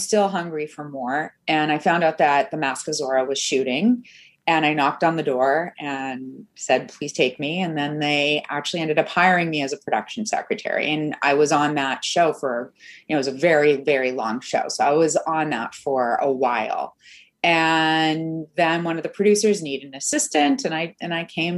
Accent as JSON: {"language": "English", "country": "Canada", "also_born_or_lived": "Mexico City, Mexico", "moved": "yes", "said": "I'm Canadian"}